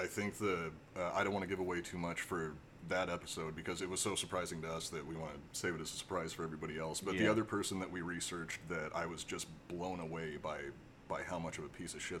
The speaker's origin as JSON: {"language": "English", "region": "Oregon", "country": "United States", "tie": "born or raised there", "also_born_or_lived": "California", "moved": "yes", "lives_now": "Ventura, United States", "said": "Originally born and raised in Oregon, but I've lived in California longer than I've lived in Oregon, so I really consider myself more of a Californian now."}